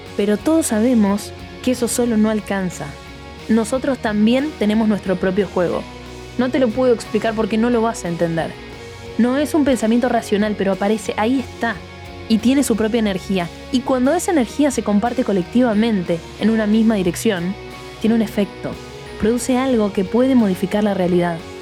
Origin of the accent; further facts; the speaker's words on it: Argentina; Somos argentinos